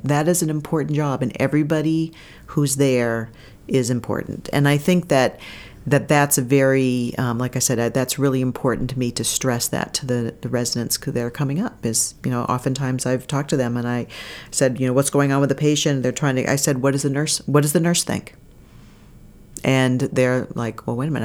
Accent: Bangor, Maine, United States; also born or lived in Kittery, Maine / Portsmouth, New Hampshire / Burlington, Vermont; I'm from Maine. I grew up in Maine.

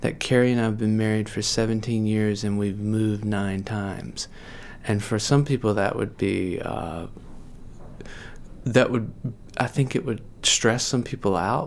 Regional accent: the South, United States; moved away as an adult; also born or lived in North Carolina / Pennsylvania; now in Maine, United States; I'm from the South

